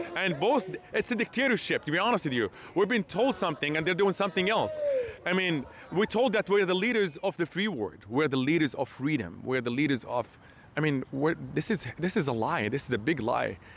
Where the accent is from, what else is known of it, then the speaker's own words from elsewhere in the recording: Hebron, West Bank, Palestine; moved away; I'm actually from Palestine. And actually, me, my father, my, uh, my father's father, and my ancestors were born and raised in Palestine